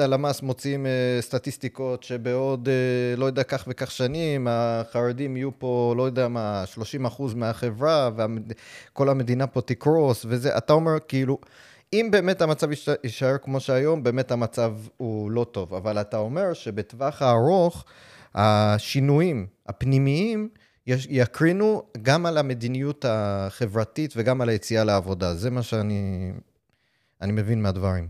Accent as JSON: {"language": "Hebrew", "town": "New York City", "region": "New York", "country": "United States", "tie": "born or raised there", "second_language": "Hebrew", "moved": "yes", "lives_now": "Israel", "said": "אני למשל נולדתי בניו יורק בברוקלין"}